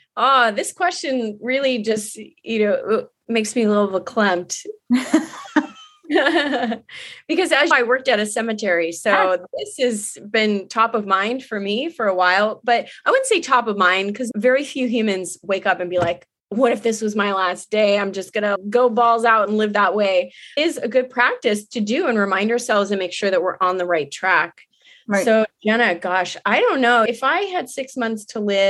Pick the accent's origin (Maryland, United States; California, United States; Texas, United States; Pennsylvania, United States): California, United States; Long Beach; where I grew up in Long Beach.